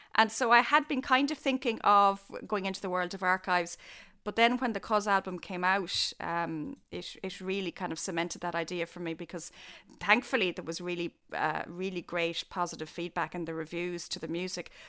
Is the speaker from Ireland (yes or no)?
yes; Killarney, Munster, Ireland; I was growing up in Killarney